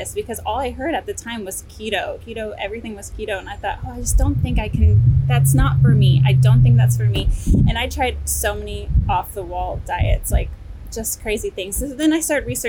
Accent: Texas, United States; I'm from Texas, been living in Texas my whole life

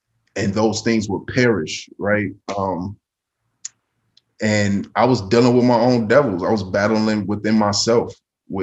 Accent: Chicago, Illinois, United States; I live in a city of Chicago. So most people are like, oh, I'm from Chicago, but they live in Matteson, Illinois, or something. Like, I'm really from Chicago

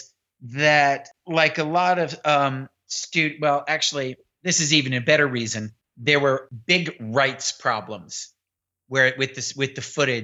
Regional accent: New York City, New York, United States; I grew up in Manhattan, you know, reading the New York Times every day since I was 9 years old

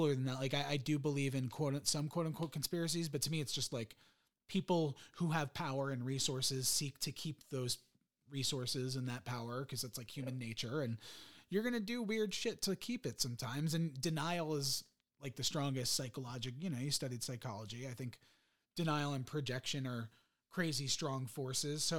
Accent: United States; I was born in the US

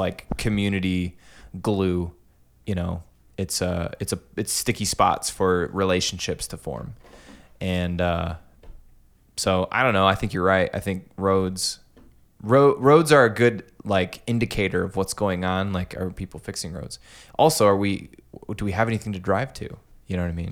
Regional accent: Clinton, Iowa, United States; also born or lived in Des Moines, Iowa; I'm from Clinton

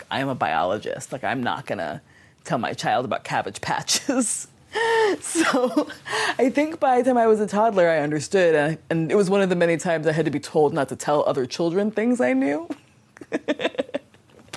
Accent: Wilmington, Delaware, United States; I grew up in Wilmington, Delaware

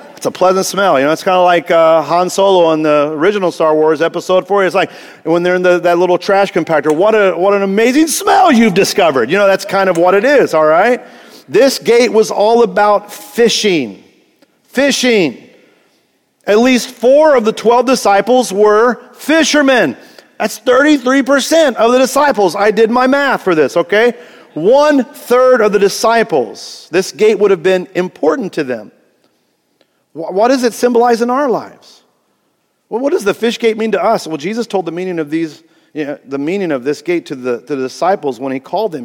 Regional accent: Greenfield, Indiana, United States; I was born in Greenfield, Indiana, okay? Small cornfield town.

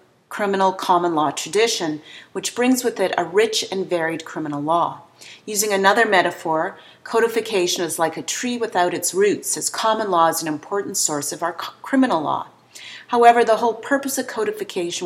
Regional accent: Canada; we Canadians

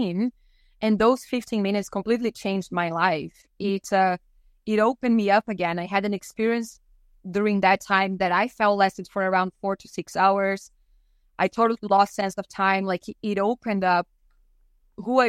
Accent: Brazil; now in British Columbia, Canada; growing up in Brazil

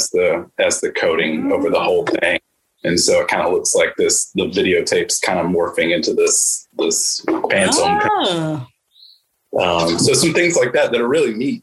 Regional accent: Birmingham, Alabama, United States; I'm from Birmingham, Alabama.

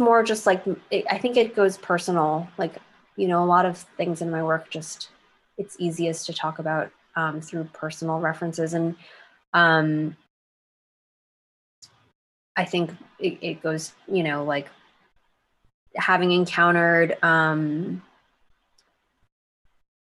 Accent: United States; grown up as like an American kid

